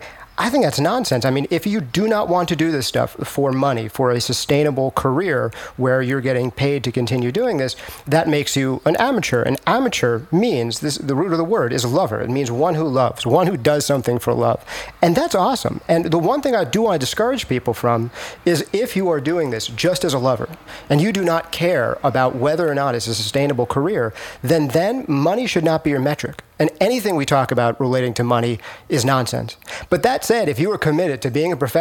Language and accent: English; New York, United States; I'm a New Yorker